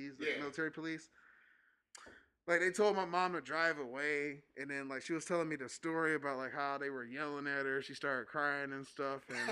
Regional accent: Tennessee, United States; growing up in Tennessee

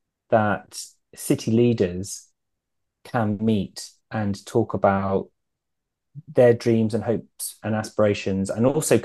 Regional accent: London, United Kingdom; I live in the northeast. I grew up in Putney in the southwest

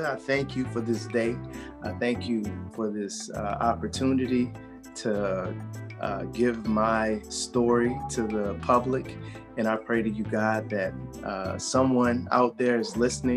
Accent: New Orleans, Louisiana, United States; now in Atlanta, United States; I am originally from New Orleans, Louisiana. Hey. I'm now here in Atlanta

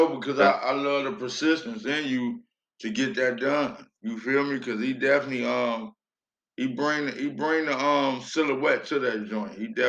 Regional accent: Chicago, Illinois, United States; I'm from Chicago.

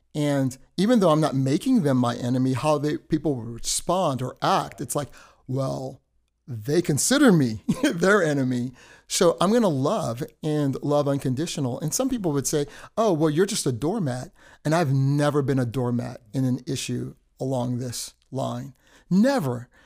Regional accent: United States; also born or lived in Indiana; I was brought up in a culture of being American, but then the Trinidadian roots

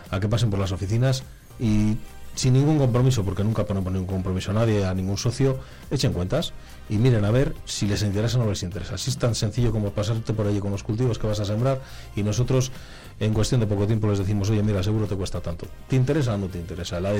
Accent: Palencia, Castile and León, Spain; Vamos a ver, en Palencia somos la, provincia de Castilla y la segunda provincia de Castilla y León que más se asegura.

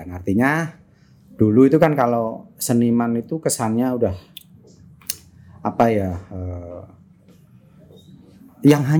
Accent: Sukoharjo, Central Java, Indonesia; saya dari Sukoharjo, Mas di kampung. Oh, oke. Okay. Di kamp, uh, jauh dari kota.

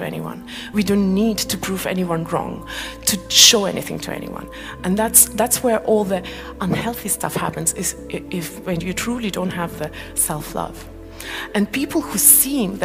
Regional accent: Malaysia; moved away; also born or lived in Estonia; I come from Malaysia, we don't have seasons there

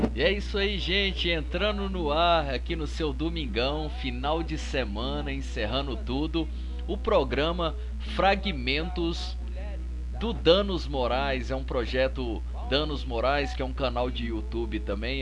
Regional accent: Várzea da Palma, Minas Gerais, Brazil; moved away; eu sou do norte de Minas. Sou do norte de Minas, uma cidade ali perto de Montes Claros. E se chama Várzea da Palma

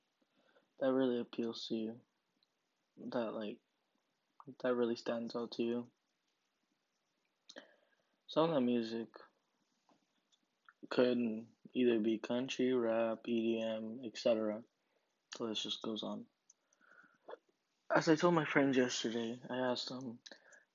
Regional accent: Harlingen, Texas, United States; my hometown, Harlingen

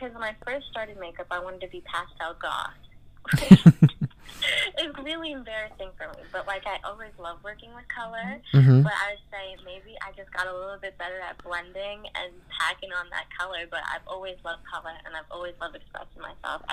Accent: Long Island, New York, United States; I'm from Long Island, New York.

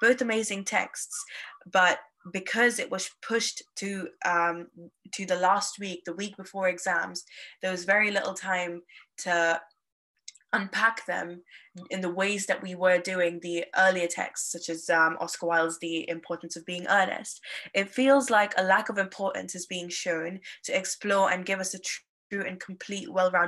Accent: Nigeria; As I'm an Indian student who grew up in Nigeria, my love for literature stems from its ability to preserve identities

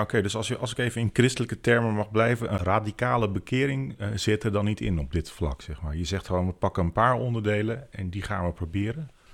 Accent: Veluwe, Gelderland, Netherlands; wij komen van de Veluwe en wonen vlak bij Ermelo.

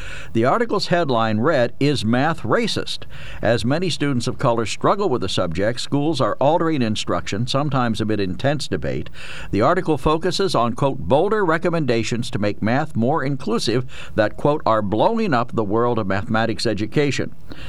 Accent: Harrisburg, Pennsylvania, United States; I grew up in the inner city of Harrisburg.

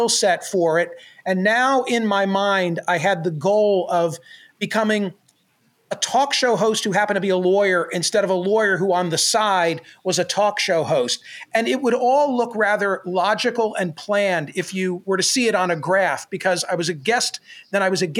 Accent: Doylestown, Pennsylvania, United States; now in Philadelphia area, United States; When I was growing up in Doylestown

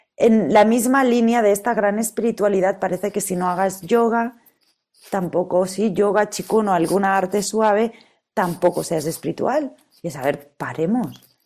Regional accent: Catalonia, Spain; yo soy catalana y en mi tierra se come súper bien

